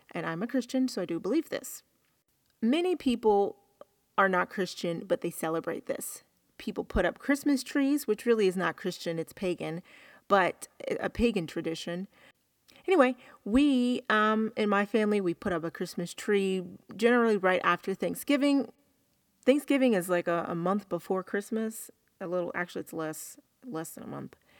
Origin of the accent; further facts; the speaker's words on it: the South, United States; I'm from the South